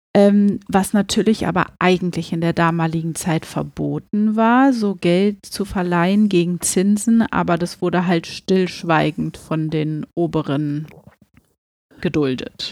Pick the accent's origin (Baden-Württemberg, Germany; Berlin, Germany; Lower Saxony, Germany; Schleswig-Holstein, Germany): Berlin, Germany; wir kommen ja hier aus Berlin